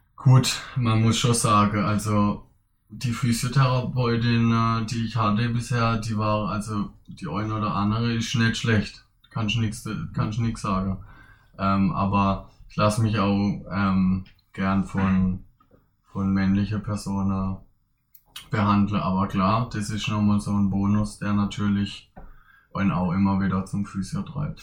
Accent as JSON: {"language": "German", "town": "Königsbach", "region": "Baden-Württemberg", "country": "Germany", "tie": "born or raised there", "also_born_or_lived": "Ersingen", "said": "klar bin ich aus Königsbach, aber inzwischen bin ich auch Ersinger"}